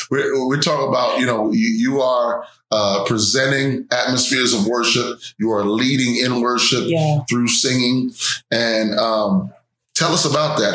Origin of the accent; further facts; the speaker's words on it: New York, United States; I'm from New York